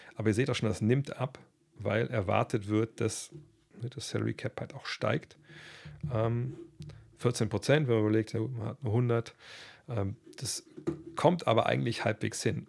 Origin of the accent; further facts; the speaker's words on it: Germany; bei uns in Deutschland